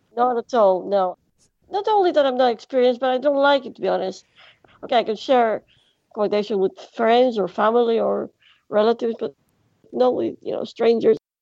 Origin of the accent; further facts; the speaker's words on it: Greece; English is a second language; I am from Greece